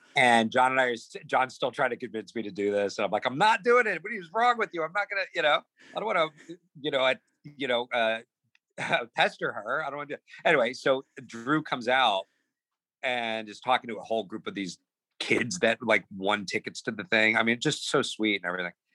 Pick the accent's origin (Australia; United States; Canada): United States; New Jersey; Growing up in Jersey as like one of the the the, the couple of Jewish uh, kids in my class